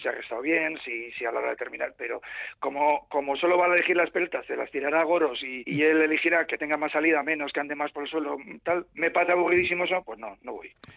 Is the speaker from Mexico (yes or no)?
no; Bilbao, Basque Country, Spain; yo soy de Bilbao